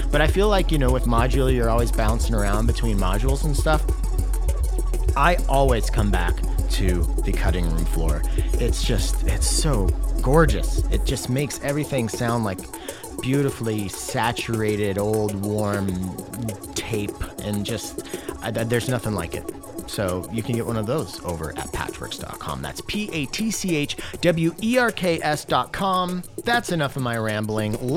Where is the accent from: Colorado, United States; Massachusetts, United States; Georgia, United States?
Massachusetts, United States; Yeah, I grew up in Massachusetts.